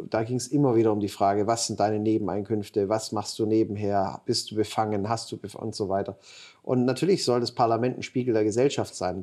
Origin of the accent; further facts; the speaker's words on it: Ulm, Baden-Württemberg, Germany; Ich komm, bin Schwabe, komme aus Ulm